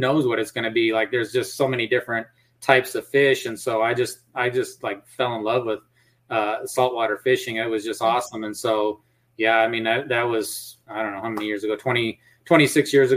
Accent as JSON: {"language": "English", "town": "Mason City", "region": "Iowa", "country": "United States", "tie": "born or raised there", "moved": "yes", "lives_now": "Texas, United States", "said": "I grew up in Mason City, Iowa"}